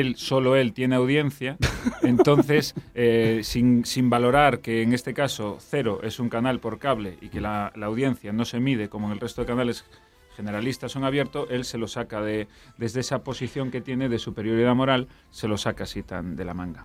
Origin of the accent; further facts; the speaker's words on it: Vigo, Galicia, Spain; una ciudad entera de trabajadores humildes como es la de Vigo, de donde yo soy